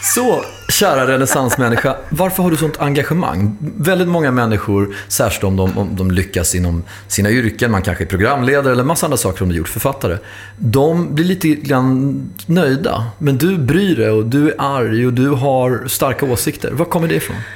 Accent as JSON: {"language": "Swedish", "area": "Hallonbergen", "region": "Stockholm County", "country": "Sweden", "tie": "born or raised there", "said": "Jag växte upp i Hallonbergsskolan, inte så långt ifrån Rinkeby"}